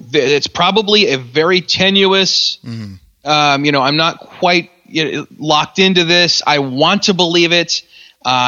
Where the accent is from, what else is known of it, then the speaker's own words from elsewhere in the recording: West Michigan, United States; I'm Dutch, and I'm a Calvinist, and I'm from West Michigan